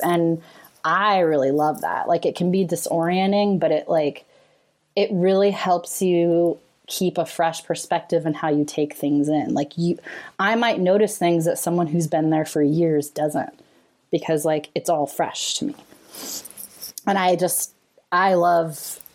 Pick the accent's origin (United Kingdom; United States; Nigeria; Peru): United States; California; I grew up in California